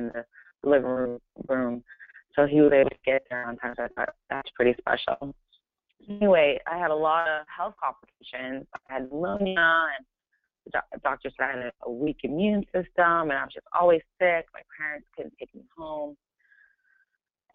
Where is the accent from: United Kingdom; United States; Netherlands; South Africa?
United States; California; also born or lived in Brooklyn, New York; I was born in New York, in Brooklyn, New York. But I must say I'm definitely a California girl. I've spent most of my life being raised in California